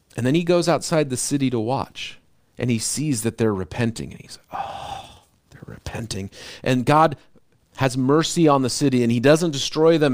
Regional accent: United States; as an American

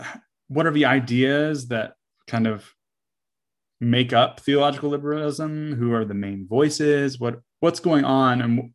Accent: United States; being an American in the West in 2021

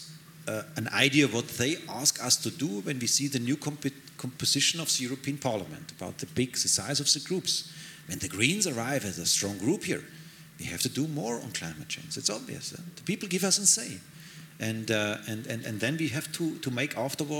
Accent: Bavaria, Germany; English is a second language; I'm German, I'm a Bavarian, that is my where I feel really at home

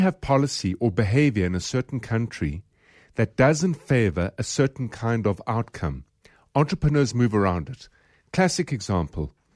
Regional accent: South Africa; we're from South Africa

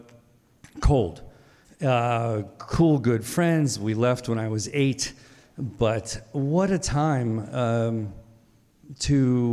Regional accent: Reading, Pennsylvania, United States; also born or lived in Dover, Delaware; Reading, Pennsylvania

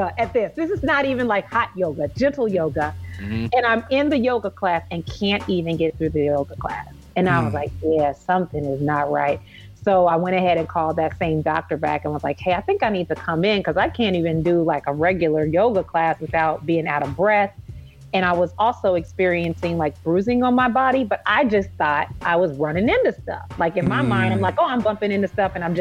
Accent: Indianapolis, Indiana, United States; moved away as an adult; also born or lived in Chicago / Orlando; I'm from Indianapolis

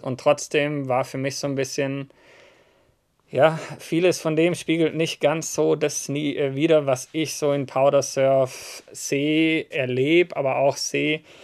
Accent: Southern Germany, Germany; ich bin aus dem Süden von Deutschland

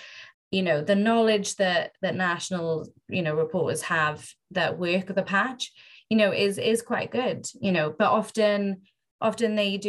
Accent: Wales, United Kingdom; also born or lived in London; an opportunity to put my home country on a national platform and report nationally for Wales

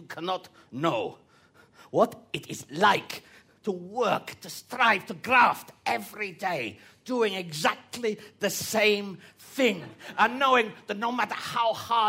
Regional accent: Bulgaria; English is a second language; moved away as an adult; now in United Kingdom; I come from Bulgaria to make a better life for myself and my family, and I get a job at, well, the famous Kew Gardens, and I'm so happy.

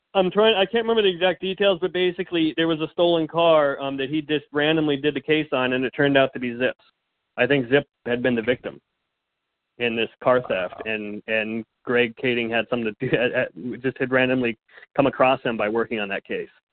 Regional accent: Fullerton, California, United States; also born or lived in rural Colorado / Phoenix, Arizona; now in Los Angeles, United States; I was born in Orange County, California. So I was born in Southern California out in the uh, the suburbs in uh, kind of the Fullerton Fullerton Brea area. And then uh, for a time, I lived in rural Colorado on a farm

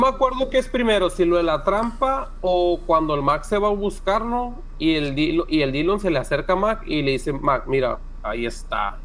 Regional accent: Mexico; Somos mexicanos

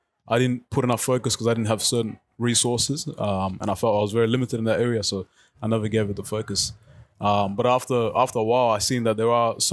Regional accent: Melton, Victoria, Australia; also born or lived in South Sudan; I grew up in Melton, low SES community.

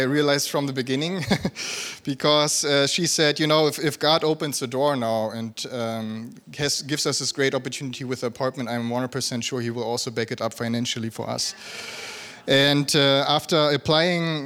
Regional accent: a small village around Wolfsburg, Lower Saxony, Germany; moved away as an adult; also born or lived in South Africa; now in Berlin, Germany; I'm from Germany originally, from a small village around Wolfsburg.

